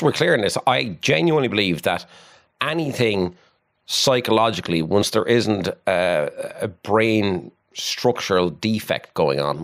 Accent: Waterford, Munster, Ireland; I come from Williamstown in Waterford and had a pretty normal childhood

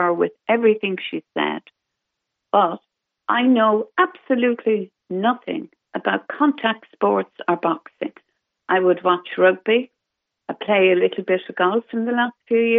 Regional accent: Ireland; the pride as an Irish person

